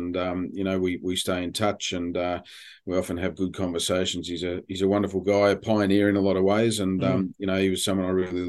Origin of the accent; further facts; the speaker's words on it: London, United Kingdom; born there; But I was born in London